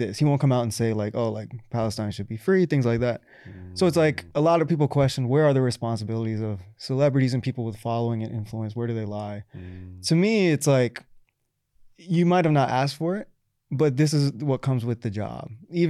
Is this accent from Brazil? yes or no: no; Pakistan; me and my wife had trouble getting married initially because I'm Pakistani